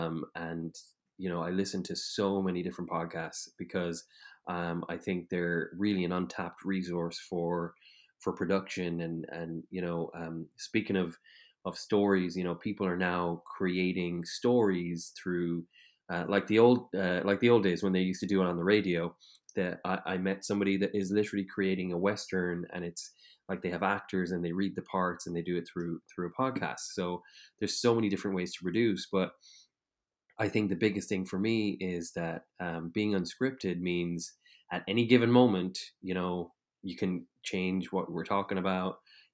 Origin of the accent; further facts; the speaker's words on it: Ireland; because I'm Irish